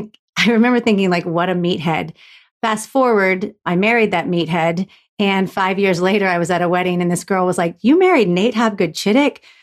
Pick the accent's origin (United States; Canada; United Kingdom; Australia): United States; Florida; I was raised in Florida